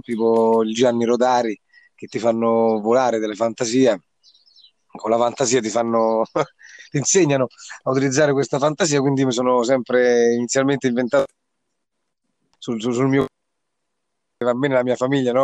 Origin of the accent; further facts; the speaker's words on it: Grotte Santo Stefano, Lazio, Italy; sono di Grotte Santo Stefano, Viterbo